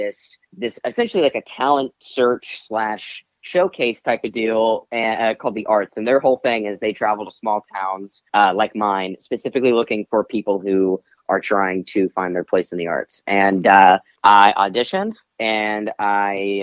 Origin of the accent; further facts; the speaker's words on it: Odessa, Texas, United States; also born or lived in Chattanooga, Tennessee / Lubbock, Texas; now in Los Angeles, United States; I moved to Odessa, Texas when I was six